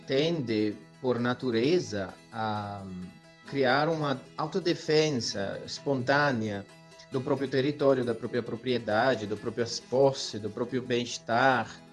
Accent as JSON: {"language": "Portuguese", "country": "Italy", "second_language": "Portuguese", "moved": "as an adult", "lives_now": "Brazil", "said": "sou italiano e estou no Brasil há 10 anos"}